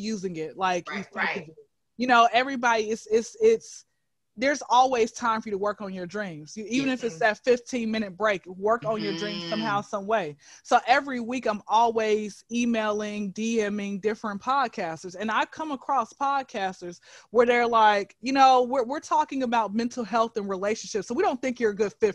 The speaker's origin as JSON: {"language": "English", "town": "Atlanta", "region": "Georgia", "country": "United States", "tie": "born or raised there", "said": "I'm from Atlanta. I've been here since I was zero"}